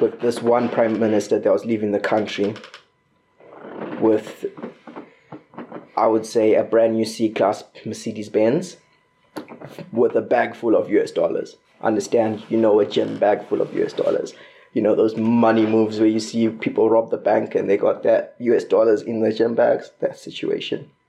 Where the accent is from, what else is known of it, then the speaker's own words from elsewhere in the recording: Bulawayo, Zimbabwe; moved away as an adult; now in Corby, United Kingdom; I was I was born in Bulawayo, Zimbabwe